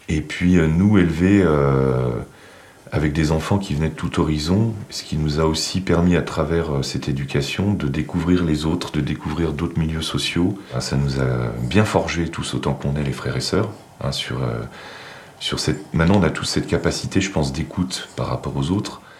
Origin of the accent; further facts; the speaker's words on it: Saint-Julien-de-Civry, Bourgogne-Franche-Comté, France; Je viens du Charolais-Brionnais. Euh, Saint-Julien-de-Civry, exactement. Voilà, mes parents ont acheté cette maison euh, dans le village quand j'étais tout petit, et j'ai grandi là-bas. Et c'est un village très rural avec une empreinte euh, agricole très forte.